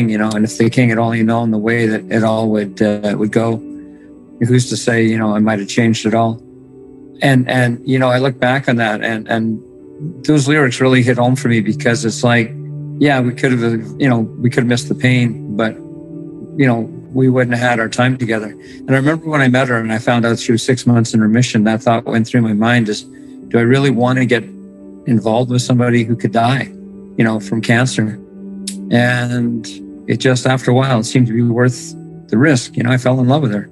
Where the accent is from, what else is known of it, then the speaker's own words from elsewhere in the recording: Morden, Manitoba, Canada; I'm from Morden, Manitoba.